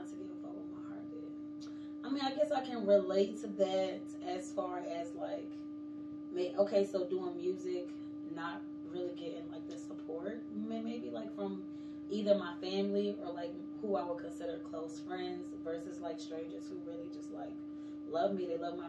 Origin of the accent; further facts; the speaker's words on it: South Carolina, United States; also born or lived in Connecticut / Kansas / Texas / Germany; I was born in Connecticut. I was raised in South Carolina. I like to say I'm from South Carolina because that's kind of where I grew up at.